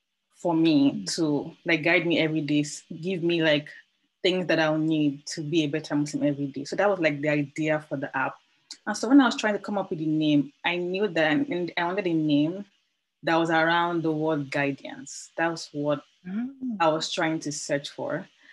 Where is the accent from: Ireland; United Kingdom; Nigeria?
Nigeria; now in Amsterdam, Netherlands; I currently live in Amsterdam, though I'm Nigerian